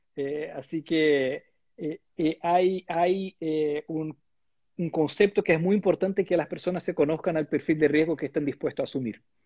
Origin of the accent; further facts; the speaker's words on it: Brazil; Spanish is a second language; moved away as an adult; now in Chile; yo soy de Brasil